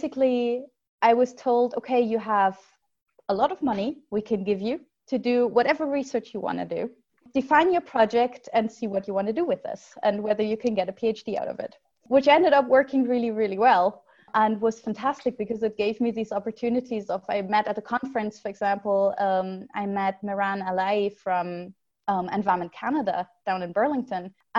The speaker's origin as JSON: {"language": "English", "region": "Berlin", "country": "Germany", "tie": "born or raised there", "also_born_or_lived": "Lübeck", "moved": "as an adult", "said": "And then for university, I moved away from Berlin to northern Germany, to like a small town around the coast, to Lübeck."}